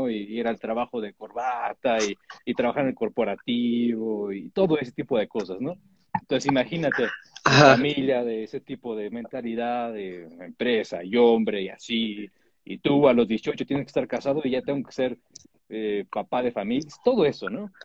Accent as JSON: {"language": "Spanish", "country": "Mexico", "also_born_or_lived": "United States", "said": "soy mexicano, tengo toda mi vida entre México y Estados Unidos."}